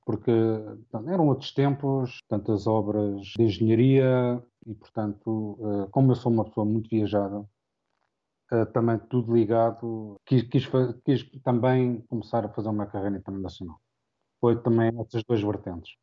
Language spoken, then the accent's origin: Portuguese; Portugal; moved away as an adult; also born or lived in Angola; now in Saudi Arabia; quando eu saí de Angola em 2010, voltei para, para, Portugal